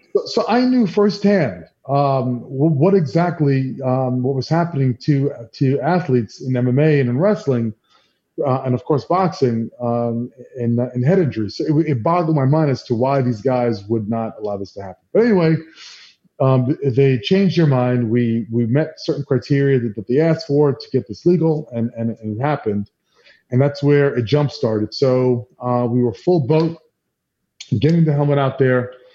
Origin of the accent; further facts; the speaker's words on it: New York City, New York, United States; I'm from New York, you know, grew up here